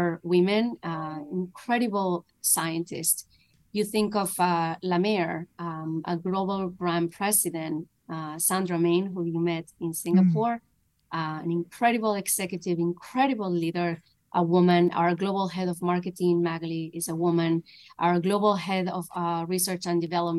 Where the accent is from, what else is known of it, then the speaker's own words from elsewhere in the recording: Spain; moved away; my family's in Spain. I'm from Spain